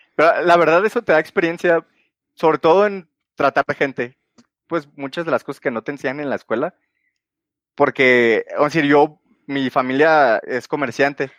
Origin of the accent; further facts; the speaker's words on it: Guadalajara, Jalisco, Mexico; soy de Guadalajara y resido actualmente aquí en Guadalajara